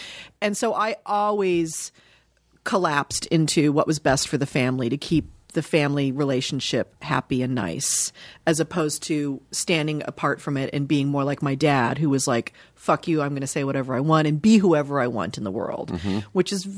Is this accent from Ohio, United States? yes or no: yes; Dayton, Ohio, United States; born there; I was born in Dayton, Ohio. My mom was born and raised in Dayton